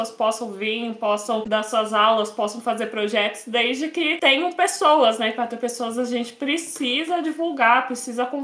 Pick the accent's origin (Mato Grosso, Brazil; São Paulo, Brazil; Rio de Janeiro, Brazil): São Paulo, Brazil; eu sou de São Paulo